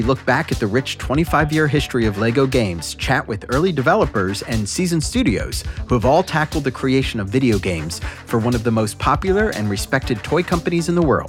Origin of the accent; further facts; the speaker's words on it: Texas, United States; accent: Texas; my Texas accent.